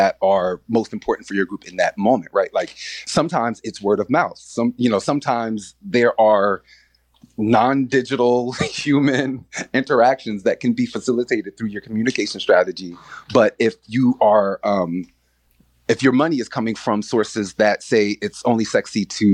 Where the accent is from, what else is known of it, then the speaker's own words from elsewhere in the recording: New Brunswick, New Jersey, United States; now in Newark, United States; when I was growing up in New Brunswick